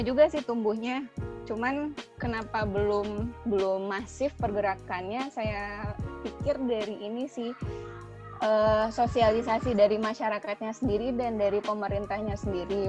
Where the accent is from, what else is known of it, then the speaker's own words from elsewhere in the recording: Padang, West Sumatra, Indonesia; now in Bogor, Indonesia; asalnya Padang tapi tinggalnya di Bogor